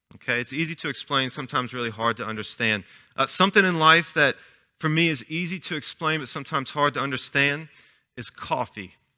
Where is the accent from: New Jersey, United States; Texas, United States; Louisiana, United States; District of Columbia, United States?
Louisiana, United States; Chalmette; I was born and raised in Chalmette